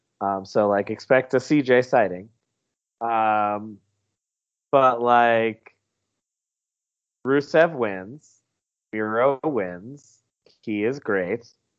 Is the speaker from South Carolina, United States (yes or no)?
yes; South Carolina, United States; I'm from South Carolina.